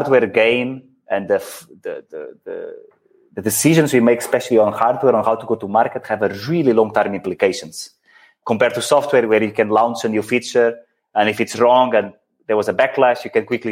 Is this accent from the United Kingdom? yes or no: no; Portugal; moved away; also born or lived in Netherlands / Belgium / India; having born and lived in Portugal